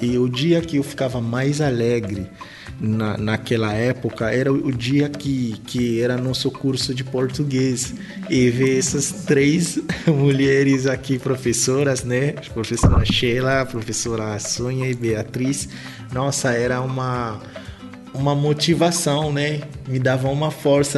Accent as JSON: {"language": "Portuguese", "region": "Kinshasa", "country": "DR Congo", "tie": "born or raised there", "second_language": "Portuguese", "moved": "as an adult", "lives_now": "Brazil", "said": "Sou de Kinshasa, nasci em Kinshasa em 1992"}